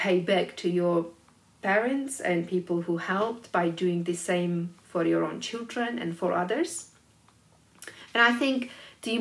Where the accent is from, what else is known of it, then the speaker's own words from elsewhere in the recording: Georgia; when I was growing up in Georgia